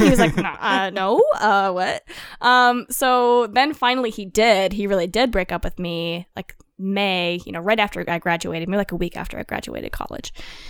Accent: Colorado, United States; I'm from Colorado originally.

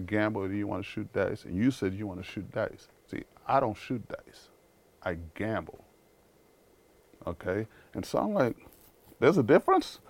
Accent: New York City, New York, United States; accent: New York; also born or lived in Haiti; I grew up in Harlem around drug dealers

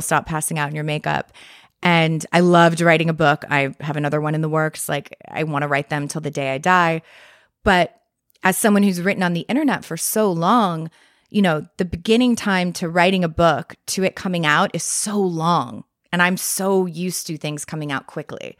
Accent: Westport, Connecticut, United States; moved away; also born or lived in Montclair, New Jersey; I grew up in Westport, Connecticut.

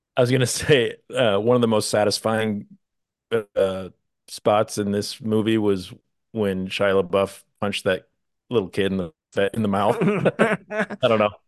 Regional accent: Midwest, United States; accent: Midwestern; I come from the Midwest

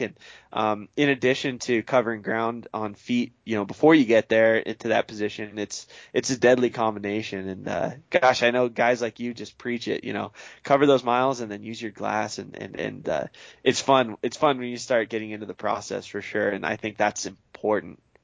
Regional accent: eastern Oregon, United States; moved away; my home state of Oregon, uh, grew up on the east side there

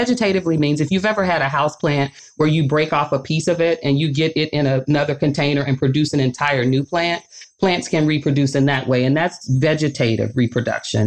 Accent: Arkansas, United States; now in Michigan, United States; I grew up in Arkansas

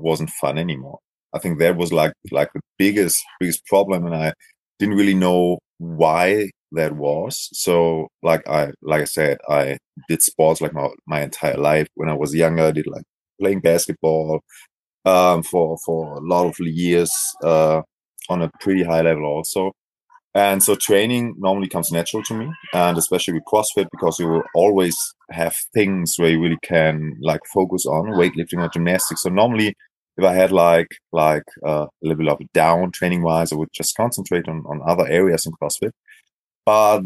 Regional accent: Essen, North Rhine-Westphalia, Germany; I'm from Germany, Essen, so it's like a western part of Germany.

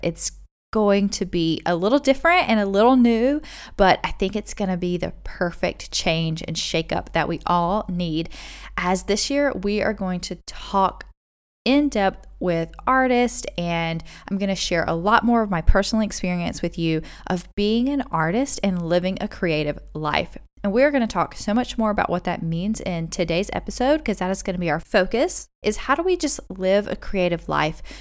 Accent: United States; moved away as an adult; also born or lived in South Korea / United Arab Emirates; now in Dubai, United Arab Emirates; we are originally from America

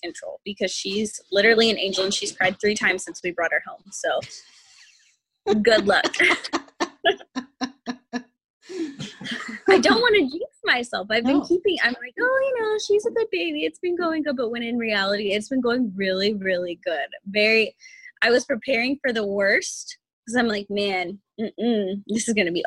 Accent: Wichita, Kansas, United States; also born or lived in Goddard, Kansas; I'm from Wichita, Kansas. I was born there. I went to school in Goddard, Kansas through 9th grade

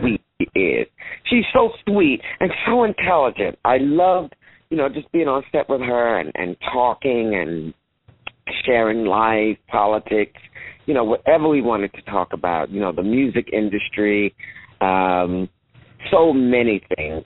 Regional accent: St. Louis, Missouri, United States; I'm from St. Louis

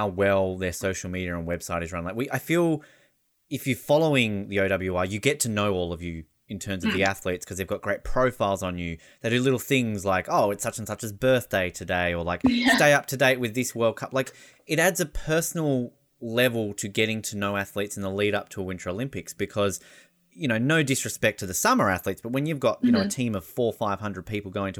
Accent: Hobart, Tasmania, Australia; I'm from Hobart

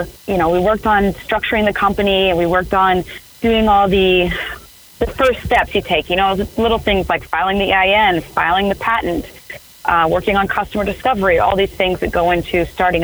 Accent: Cedar Rapids, Iowa, United States; moved away; I'm from Cedar Rapids, Iowa. So say I'm active duty, I come back home to Cedar Rapids, Iowa

